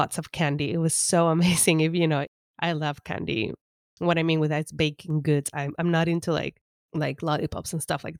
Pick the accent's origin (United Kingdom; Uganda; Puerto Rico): Puerto Rico; East Coast of Puerto Rico; also born or lived in San Juan, Puerto Rico; I was born and raised more on the East Coast in a smaller town, and now I was going to start school in the capital in San Juan